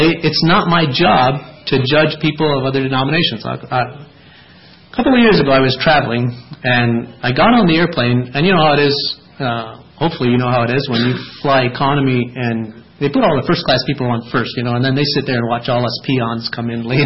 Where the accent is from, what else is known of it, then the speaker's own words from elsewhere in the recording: Lancaster Conference, Lancaster area, Pennsylvania, United States; moved away; also born or lived in Dryden, Ontario; I was raised in Lancaster Conference